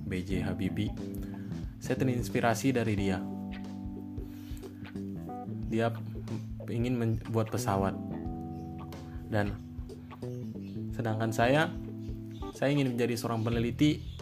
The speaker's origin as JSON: {"language": "Indonesian", "town": "Tangerang", "region": "Banten", "country": "Indonesia", "said": "saya dari kota saya dari Kabupaten Tangerang saya seorang camaba di Itera"}